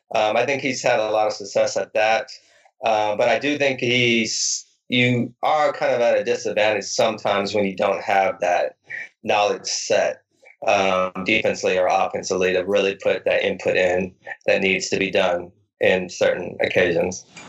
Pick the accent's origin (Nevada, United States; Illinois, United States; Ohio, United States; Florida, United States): Nevada, United States; When I was in high school, I grew up in Nevada